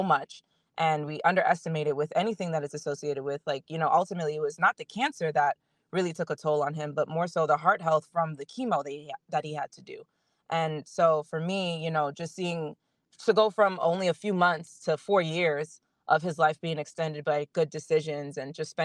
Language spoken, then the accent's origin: English; Florida, United States; also born or lived in Miami; I moved back home from Miami.